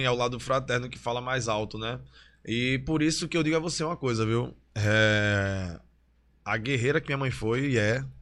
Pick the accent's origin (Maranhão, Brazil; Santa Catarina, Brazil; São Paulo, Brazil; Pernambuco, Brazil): Pernambuco, Brazil; Olinda; also born or lived in Recife; Eu nasci em Recife, mas morei em Olinda. Aí foi no bairro de Peixinhos. Aí de Peixinhos eu fui para Beberibe, e também fui criado na casa dos meus avós, que é um bairro em Olinda, Águas Compridas